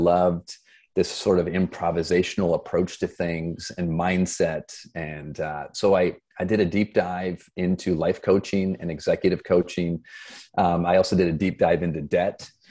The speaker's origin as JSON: {"language": "English", "town": "Flint", "region": "Michigan", "country": "United States", "tie": "born or raised there", "also_born_or_lived": "Boston", "moved": "as an adult", "said": "I grew up in Flint, Michigan"}